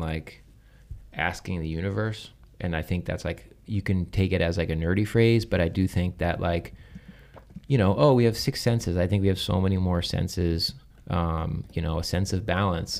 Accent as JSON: {"language": "English", "town": "Southampton", "region": "New York", "country": "United States", "tie": "born or raised there", "said": "I grew up on Eastern Long Island in a town called Southampton"}